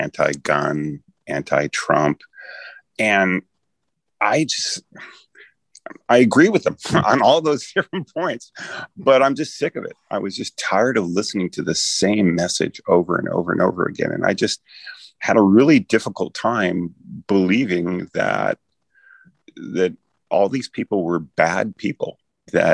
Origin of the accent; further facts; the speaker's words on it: Oakland, California, United States; moved away as an adult; also born or lived in Santa Barbara / Berkeley / Eugene / Madison, Wisconsin; Born and raised in Oakland, California, to very liberal parents